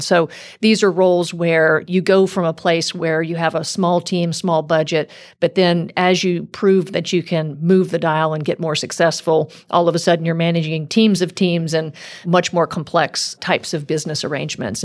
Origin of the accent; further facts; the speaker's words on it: South Louisiana, United States; moved away; I grew up in South Louisiana